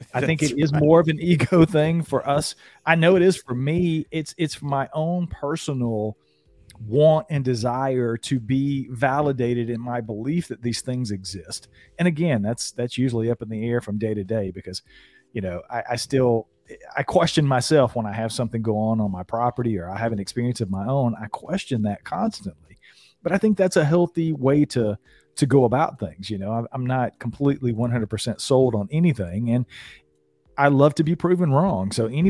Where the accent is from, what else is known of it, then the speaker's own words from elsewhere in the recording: the South, United States; Right. I'm a Southerner.